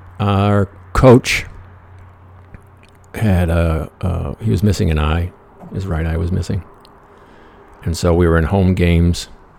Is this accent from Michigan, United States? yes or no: yes; Michigan, United States; scholarship to Central Michigan, basketball scholarship, the Chippewas, a little tiny school just north of my hometown, which was nowhere as far as shit to do.